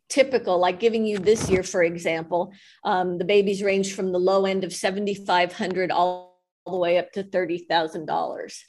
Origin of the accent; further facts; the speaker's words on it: Los Angeles, California, United States; I grew up in West LA and there were no horses there